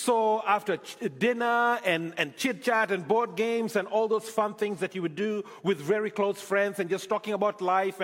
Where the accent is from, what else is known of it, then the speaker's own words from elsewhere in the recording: Nairobi, Kenya; moved away as an adult; also born or lived in Scotland; now in Canada; I am from Kenya, born, brought up in Kenya, lived there for many years, pastored a church in Scotland for a bit, and then came on to Canada